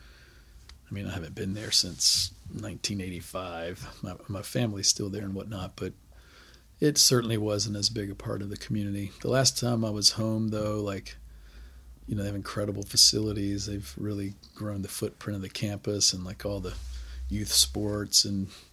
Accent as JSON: {"language": "English", "town": "Lynchburg", "region": "Virginia", "country": "United States", "tie": "born or raised there", "said": "I grew up in Lynchburg, Virginia"}